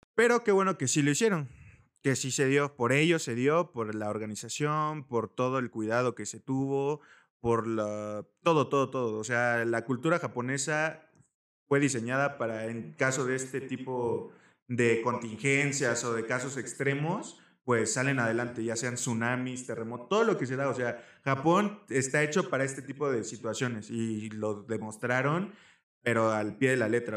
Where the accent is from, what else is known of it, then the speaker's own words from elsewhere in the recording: Mexico; nosotros como cultura, como mexicanos